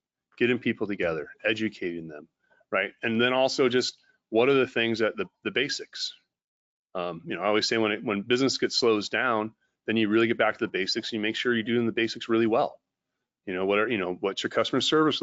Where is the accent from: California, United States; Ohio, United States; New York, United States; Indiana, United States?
California, United States; I'm from California.